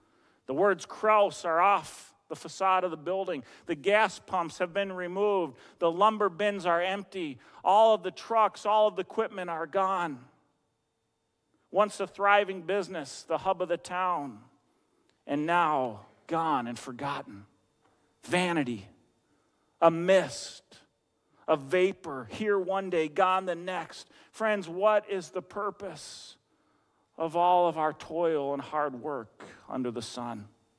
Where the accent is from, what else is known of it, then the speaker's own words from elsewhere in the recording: Eden Prairie, Minnesota, United States; I worked at a grocery store over in my hometown of Eden Prairie for about 10 years.